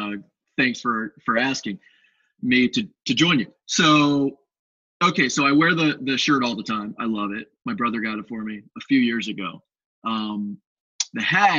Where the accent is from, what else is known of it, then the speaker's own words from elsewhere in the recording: Bowie, Maryland, United States; I grew up in Bowie, played hockey for Bowie Hockey Club